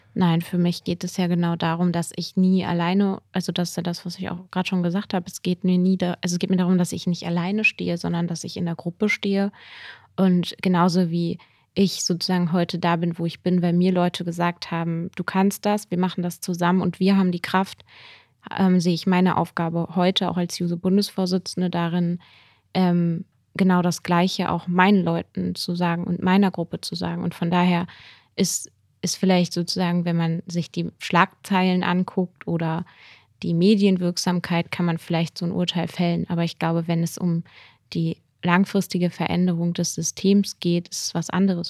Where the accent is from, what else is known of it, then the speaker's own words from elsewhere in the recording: Lower Saxony, Germany; moved away as an adult; now in Bonn, Germany; ich komme aus Niedersac